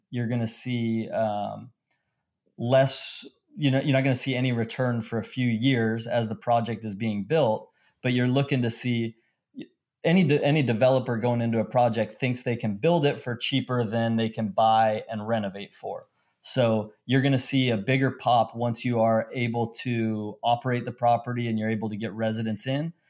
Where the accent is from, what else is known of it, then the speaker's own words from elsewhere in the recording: Long Beach, California, United States; I grew up in Long Beach, California